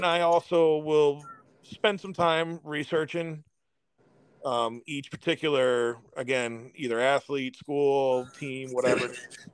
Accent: St. Louis, Missouri, United States; I'm from St. Louis

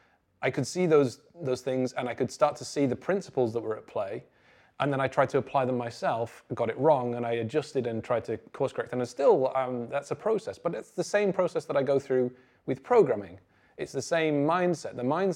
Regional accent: North West England, United Kingdom; I grew up in the Northwest in the 90s, it wasn't like this hotbed of kind of programming talent

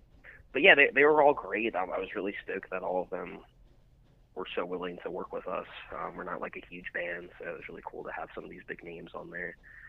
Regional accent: Lancaster, Pennsylvania, United States; we're from Lancaster, Pennsylvania, and Lancaster, Pennsylvania has like an insane music scene.

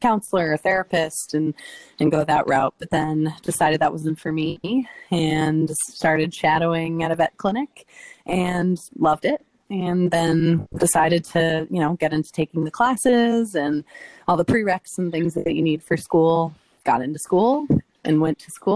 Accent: Long Island, New York, United States; moved away as an adult; now in Boston, United States; I'm from Long Island, New York, originally. And I came up to Boston for undergrad

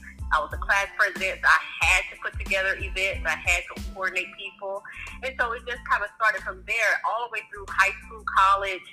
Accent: North Carolina, United States; now in Atlanta, United States; I'm originally from North Carolina, as you guys heard, but I'm based in Atlanta, Georgia

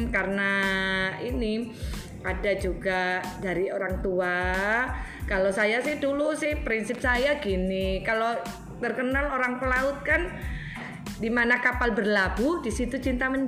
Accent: Makassar, South Sulawesi, Indonesia; kalau saya kan aslinya orang Makassar

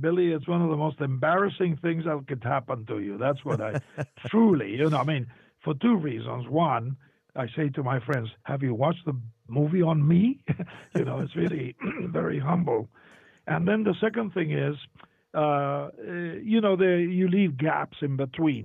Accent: Argentina; moved away; I was born in Argentina

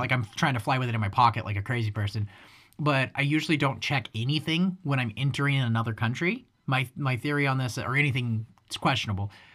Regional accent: United States; as an American

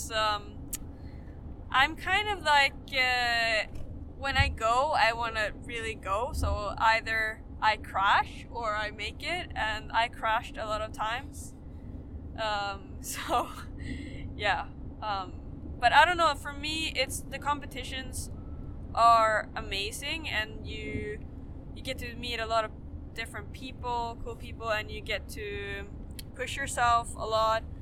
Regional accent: Sweden; I'm from Sweden.

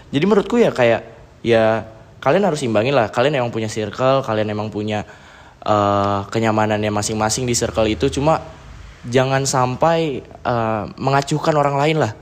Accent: Bogor, West Java, Indonesia; also born or lived in Yogyakarta; gua, em, lahir di Jogja, tapi ya gua besar di Bogor

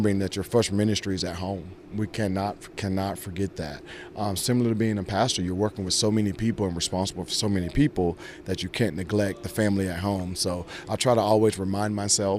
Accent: Georgia, United States; moved away as an adult; also born or lived in New York; growing up in Georgia

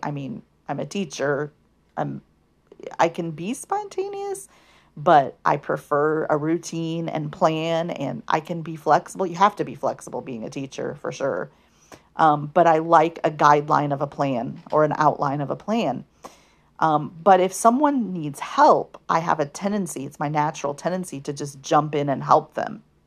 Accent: United States; first language English; those of us in the United States of America, born and raised in U S

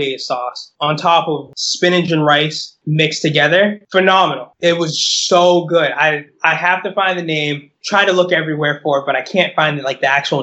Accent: United States; I'm American

